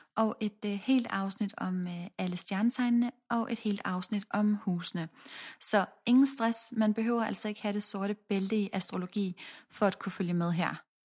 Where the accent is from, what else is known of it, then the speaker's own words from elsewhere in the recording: Odense, Southern Denmark, Denmark; jeg er født og opvokset i Odense